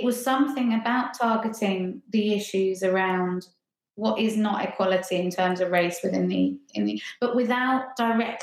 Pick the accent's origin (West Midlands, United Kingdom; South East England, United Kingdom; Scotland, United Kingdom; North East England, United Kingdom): South East England, United Kingdom; Ringmer; moved away as an adult; now in Hackney, London, United Kingdom; I'm from Ringmer, which is just outside Lewes, kind of the other side of Brighton. Yeah, so down in East Sussex.